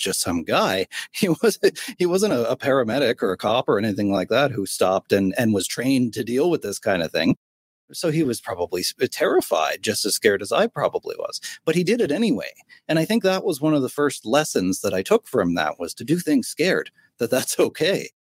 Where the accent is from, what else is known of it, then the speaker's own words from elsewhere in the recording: Sydney, Nova Scotia, Canada; I was 15 years old on the edge of a bridge in my hometown in Sydney, Nova Scotia, on the east coast of Canada.